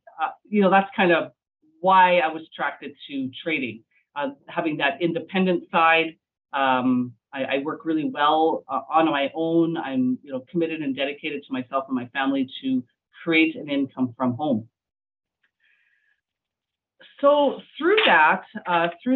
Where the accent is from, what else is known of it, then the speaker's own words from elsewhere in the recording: Medicine Hat, Alberta, Canada; I'm from Medicine Hat, Alberta.